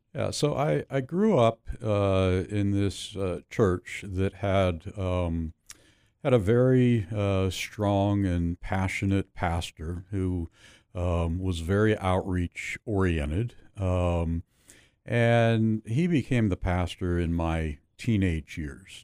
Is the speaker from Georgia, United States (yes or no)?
no; Pittsburgh, Pennsylvania, United States; Grew up in Pittsburgh, southwestern Pennsylvania